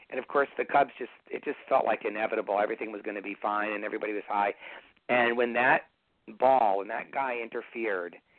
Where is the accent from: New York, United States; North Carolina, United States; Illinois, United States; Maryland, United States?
Illinois, United States; Evanston; also born or lived in Cleveland, Ohio; I left Cleveland when I was 10, and we moved to Evanston. So I lived there from the time I was 10 all the way through Northwestern.